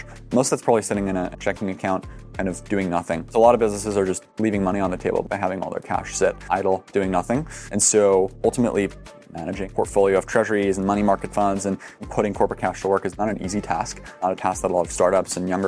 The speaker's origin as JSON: {"language": "English", "country": "Germany", "tie": "born or raised there", "said": "I grew up in Germany"}